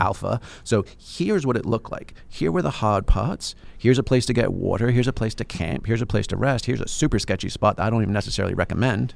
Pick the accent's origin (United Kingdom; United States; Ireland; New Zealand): United Kingdom; England; I'm English